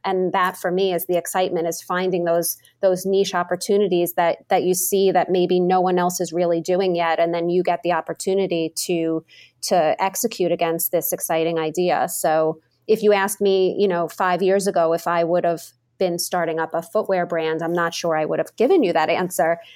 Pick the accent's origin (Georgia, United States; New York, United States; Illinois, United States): New York, United States; moved away as an adult; also born or lived in Massachusetts; now in Boston, United States; I was born, raised in New York. I, I moved to Massachusetts after college